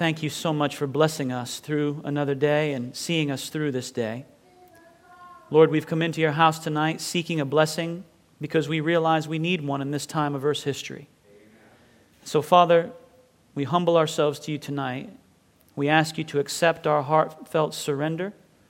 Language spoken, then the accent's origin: English; Bath, Maine, United States; "You're from New England, aren't you?" So I guess, I don't know what happened there with the accent. But I grew up in Bath, Maine.